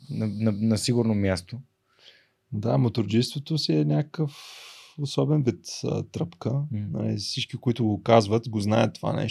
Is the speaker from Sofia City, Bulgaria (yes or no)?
no; Varna, Varna Province, Bulgaria; сънувах момента, в който аз се прибирам във Варна с мотор. Идвам от Бургас от магистрата и се качвам на Спруховия мост и просто така целият град се открива пред мене и аз така се прибирам с моя мотор в, в родния дом.